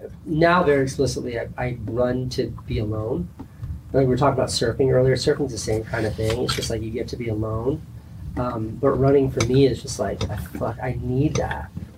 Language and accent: English; New England, United States; I'm not much of a Duncan guy, even though I'm from